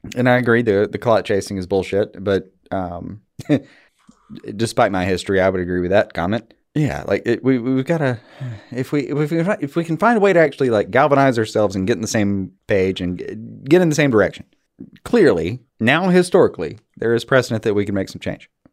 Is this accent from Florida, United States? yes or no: no; Alabama, United States; I'm from Alabama.